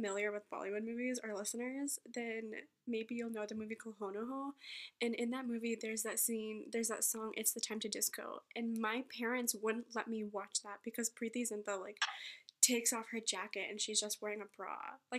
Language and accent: English; Missouri, United States; we're from Missouri, and, well, we both live in Missouri right now